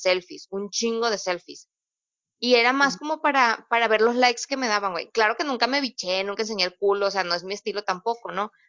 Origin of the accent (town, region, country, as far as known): Mexico